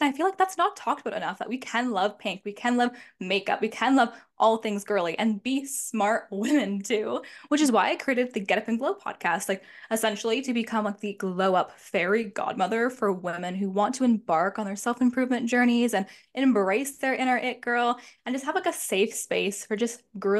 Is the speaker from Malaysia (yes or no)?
no; Toronto, Ontario, Canada; I am 24 years old. I'll be 25 at the end of January. I am from Toronto, Canada